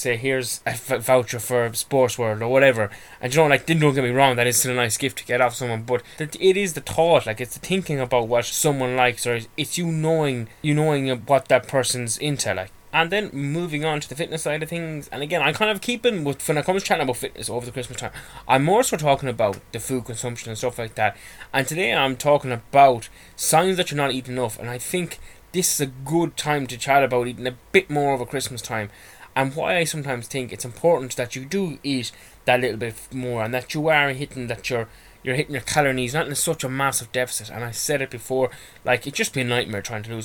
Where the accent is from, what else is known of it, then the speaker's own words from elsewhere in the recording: Ireland; I'm Irish and a bit of a homebird